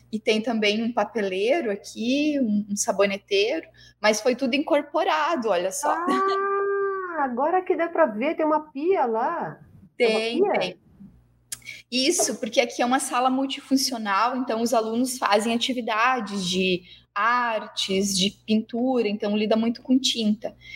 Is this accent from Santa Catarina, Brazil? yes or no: no; Paraná, Brazil; now in Santa Cruz do Sul, Brazil; eu também, não sou aqui de Santa Cruz, eu vim do Paraná, né?